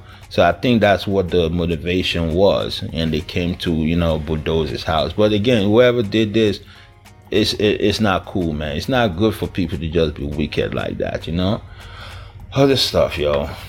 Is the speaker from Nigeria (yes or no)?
yes; Niger Delta, Nigeria; Is it because I'm from the Niger Delta region of this country?